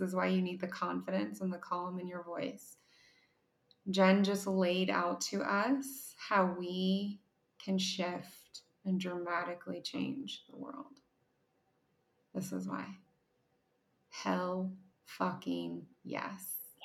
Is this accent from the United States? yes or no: yes; Ohio, United States; I'm from Ohio, which is the headquarters of Kroger.